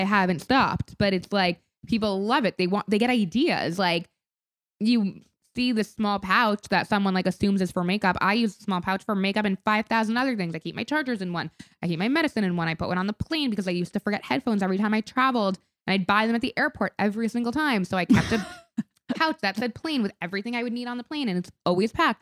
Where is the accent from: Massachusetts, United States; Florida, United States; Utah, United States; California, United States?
Florida, United States; Palm Beach; moved away; we grew up in Palm Beach